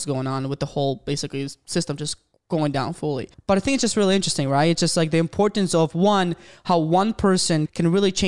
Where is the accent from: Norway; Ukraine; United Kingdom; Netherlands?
Ukraine; moved away as an adult; now in Michigan, United States; I'm from Ukraine, and I've been living in Michigan for the past 7 years.